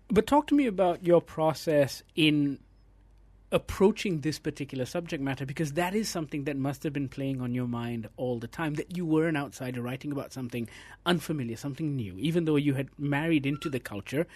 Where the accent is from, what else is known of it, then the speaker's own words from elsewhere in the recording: Malaysia; As a Malaysian reader